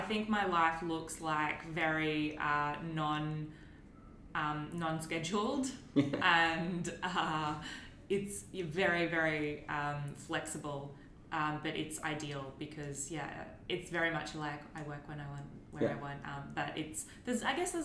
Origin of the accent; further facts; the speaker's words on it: Gayndah, Queensland, Australia; now in Melbourne, Australia; we're circling around my hometown that I grew up in, the tiny little town of Gayndah.